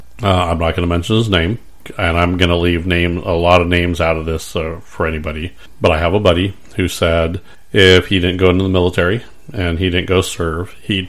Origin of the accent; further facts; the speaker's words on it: San Diego, California, United States; I grew up in San Diego.